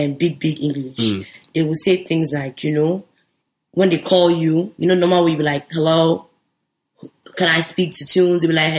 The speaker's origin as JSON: {"language": "English", "country": "Nigeria", "moved": "yes", "said": "Because being Nigerian"}